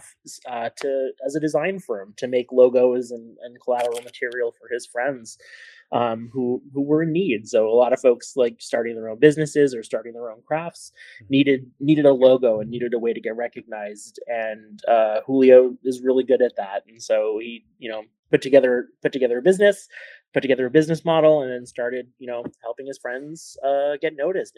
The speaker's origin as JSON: {"language": "English", "town": "Warwick", "region": "Rhode Island", "country": "United States", "tie": "born or raised there", "said": "I'm a local Rhode Island resident. I was born in Warwick, Rhode Island"}